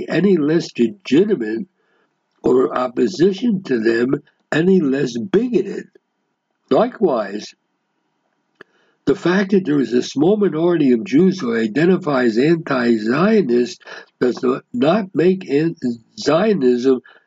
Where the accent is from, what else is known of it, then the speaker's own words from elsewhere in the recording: United States; moved away; when I grew up in the States